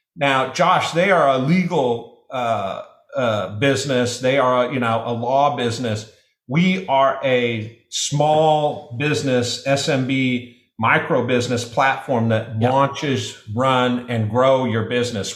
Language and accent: English; Nebraska, United States; I'm from Nebraska